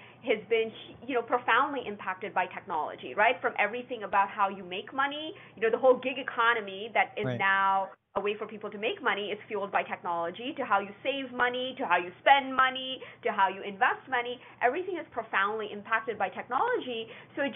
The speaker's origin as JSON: {"language": "English", "area": "Calgary, Edmonton", "region": "Alberta", "country": "Canada", "tie": "born or raised there", "said": "I grew up in Canada, in Calgary, Edmonton, Alberta."}